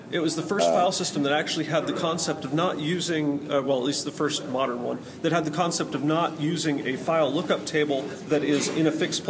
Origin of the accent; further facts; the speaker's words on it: Tacoma, Washington, United States; moved away as an adult; now in St. Louis, United States; I'm actually born and raised in Tacoma, Washington.